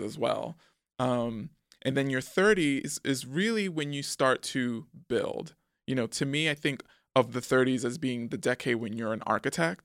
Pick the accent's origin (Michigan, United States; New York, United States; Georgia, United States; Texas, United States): New York, United States; New York City; also born or lived in Manhattan / Harlem; we moved back to the Bronx when I was, like, four going on five, and that's where I remained through my teen years.